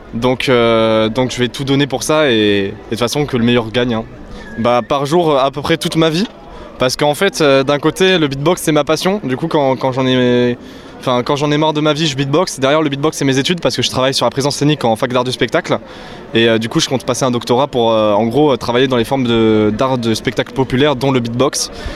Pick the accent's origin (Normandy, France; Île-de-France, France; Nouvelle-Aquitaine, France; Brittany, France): Nouvelle-Aquitaine, France; Bordeaux; je viens de Bordeaux